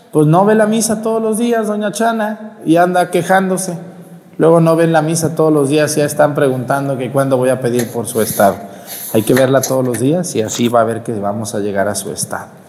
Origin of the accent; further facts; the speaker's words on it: Mexticacán, Jalisco, Mexico; now in La Mojonera, Mexico; mi pueblo Mestigacán